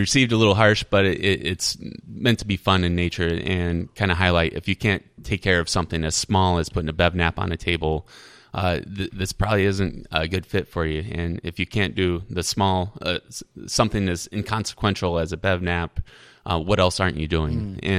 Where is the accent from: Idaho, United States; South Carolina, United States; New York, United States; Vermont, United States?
Idaho, United States; born there; also born or lived in Arizona / North Carolina; now in Iowa City, United States; I was born in Idaho